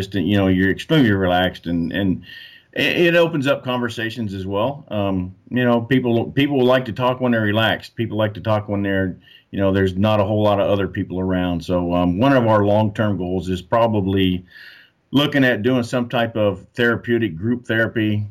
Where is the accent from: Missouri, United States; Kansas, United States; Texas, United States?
Kansas, United States; moved away; also born or lived in Hawaii; I grew up in Kansas